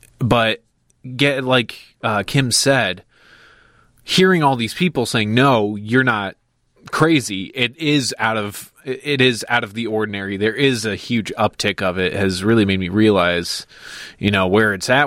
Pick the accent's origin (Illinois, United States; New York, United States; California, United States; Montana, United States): Illinois, United States; Crystal Lake; growing up in Crystal Lake